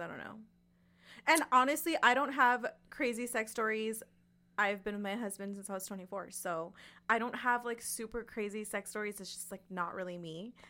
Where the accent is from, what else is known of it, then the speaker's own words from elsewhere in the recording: West Coast of California, United States; I'm from the West Coast of California